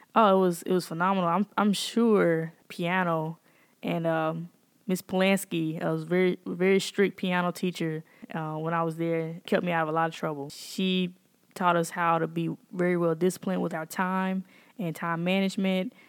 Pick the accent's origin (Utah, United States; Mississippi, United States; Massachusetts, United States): Mississippi, United States; Jackson; I'm born and raised here in Jackson, and I am, uh, a product of Shady Oaks area.